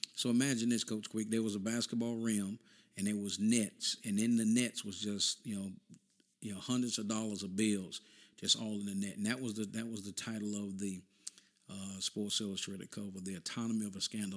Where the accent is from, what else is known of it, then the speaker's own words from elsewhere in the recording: North Carolina, United States; We came from North Carolina